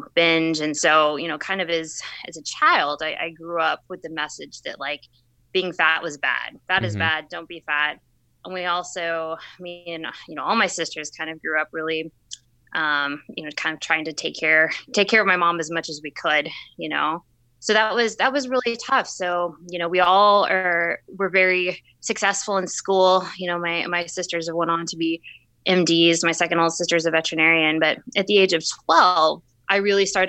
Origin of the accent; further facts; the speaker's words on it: Plano, Texas, United States; I'm originally from Plano, Texas, right outside the Dallas area.